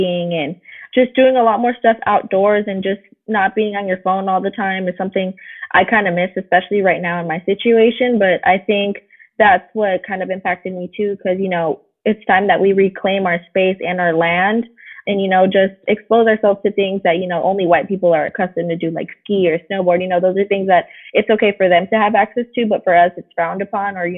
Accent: San Francisco, California, United States; I'm born and raised in San Francisco

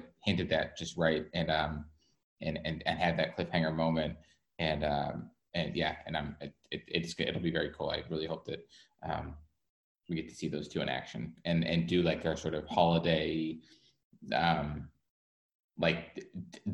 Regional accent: New England, United States; also born or lived in New York; now in Los Angeles, United States; I grew up in New England, like snow days were the best

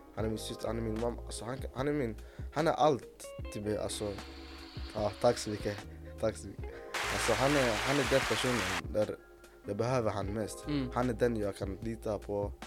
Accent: Egypt; now in Sweden; jag kommer från Mellanöstern, då, Egypten

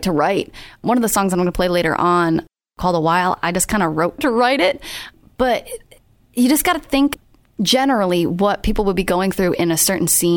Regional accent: Rhode Island, United States; I am from Rhode Island.

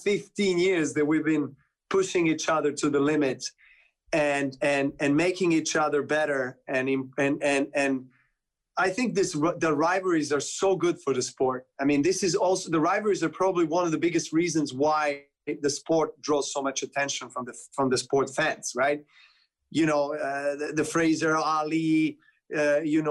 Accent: Serbia; I play for Serbia with my compatriots

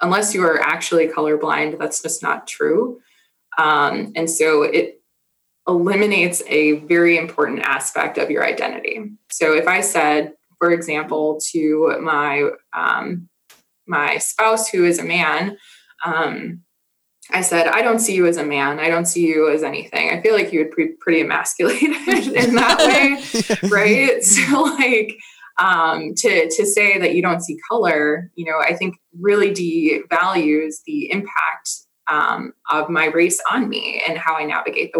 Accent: Milwaukee, Wisconsin, United States; I grew up in Milwaukee, Wisconsin

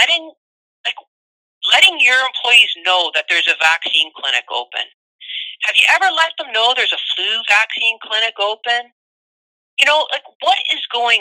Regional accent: Niagara Falls, Ontario, Canada; I grew up in Niagara Falls

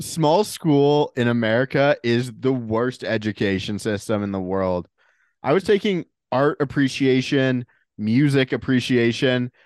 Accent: Toronto, Ontario, Canada; Canadian kid going to American school

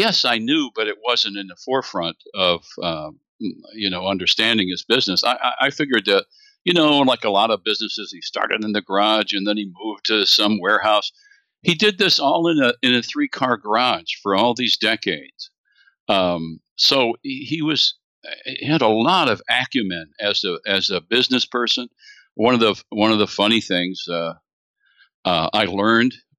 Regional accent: Midwest, United States; moved away as an adult; also born or lived in Nebraska / the East; I'm a Midwesterner. I was a Nebraska school teacher

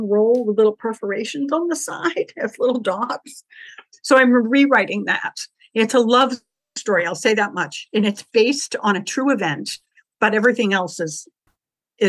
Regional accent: Scituate, Massachusetts, United States; moved away; also born or lived in Illinois; I'm actually from Scituate, but we were living in Illinois

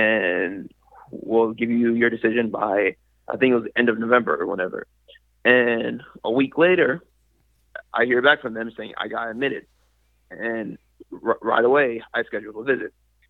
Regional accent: Tracy, California, United States; moved away as an adult; now in Waco, United States; I've been in Tracy, California basically 18 years of my life. That's where I grew up, lived, made friends, et cetera, et cetera.

